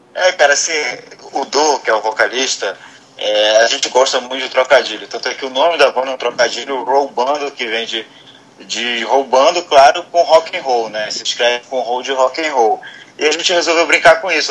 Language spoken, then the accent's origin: Portuguese; Belém, Pará, Brazil; eu sou de Belém